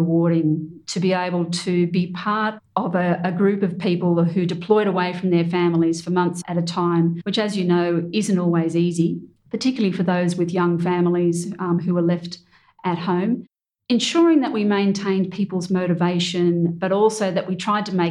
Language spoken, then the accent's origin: English; Australia; as an Australian